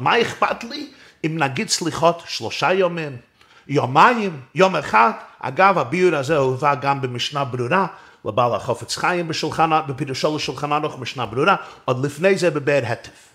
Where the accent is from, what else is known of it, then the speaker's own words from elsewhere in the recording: New York City, New York, United States; גדלתי בברוקלין, בצילו של הרבי מלובביץ'